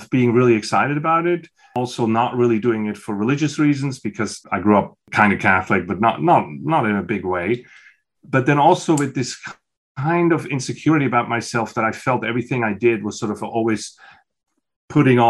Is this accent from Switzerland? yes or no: yes; Switzerland; moved away as an adult; I was born in Switzerland in a small village, and I grew up on the youngest of 6.